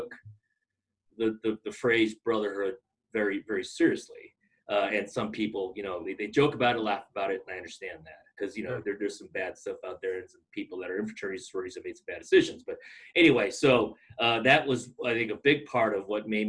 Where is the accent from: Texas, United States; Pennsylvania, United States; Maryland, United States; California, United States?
California, United States; Long Beach; moved away as an adult; also born or lived in Philippines; now in Boise, United States; I grew up in Long Beach, California.